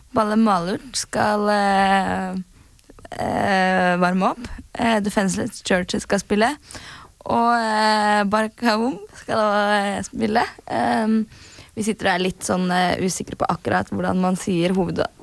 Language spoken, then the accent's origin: Norwegian; Norway; vi er jo fra Norge